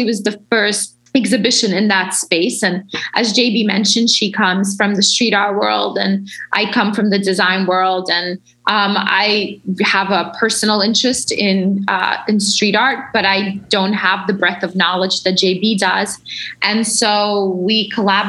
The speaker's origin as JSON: {"language": "English", "region": "New York", "country": "United States", "tie": "born or raised there", "said": "as a kid growing up in New York"}